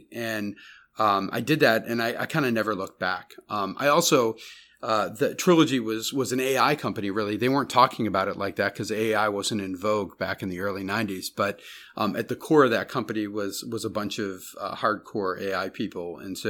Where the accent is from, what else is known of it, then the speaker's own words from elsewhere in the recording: Barrington, Illinois, United States; I grew up in Barrington, Illinois. You know, it was a small suburb outside of Chicago.